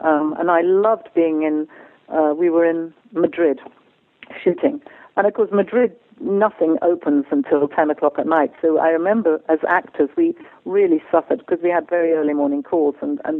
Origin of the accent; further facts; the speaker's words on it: England, United Kingdom; I know that a lot of the work I've done because I'm English and because I sound like I know what I'm talking about